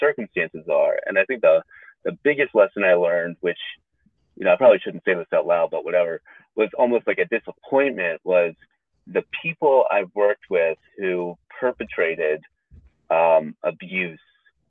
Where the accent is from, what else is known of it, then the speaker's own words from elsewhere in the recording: United States; also born or lived in New York; I transferred back to my home state